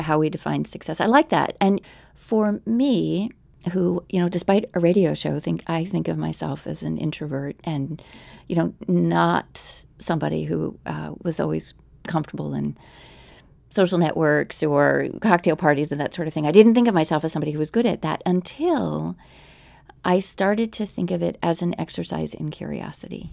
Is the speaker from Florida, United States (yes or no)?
no; Philadelphia, Pennsylvania, United States; now in Arlington, United States; We did a day trip to my hometown for the Megapolis Audio Festival